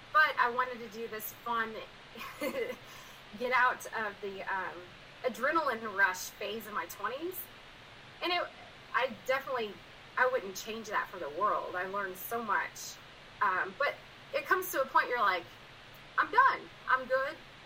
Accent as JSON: {"language": "English", "town": "Du Quoin", "region": "Illinois", "country": "United States", "tie": "born or raised there", "moved": "as an adult", "lives_now": "Cedar Hill, United States", "said": "So I'm from DuCoin, Illinois. It's a small town. It's about population of 6,600"}